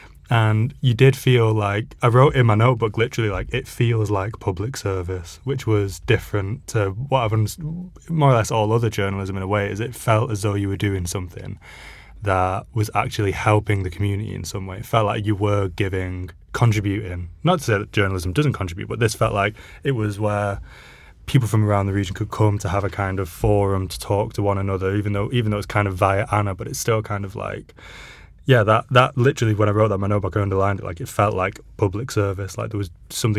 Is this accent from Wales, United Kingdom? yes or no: no; Salford, North West England, United Kingdom; accent: Salford; my gran absolutely hated my Salford accent when I was a kid